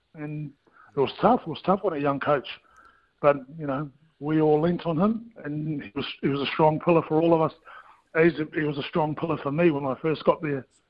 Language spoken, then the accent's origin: English; New Zealand; as a Kiwi kid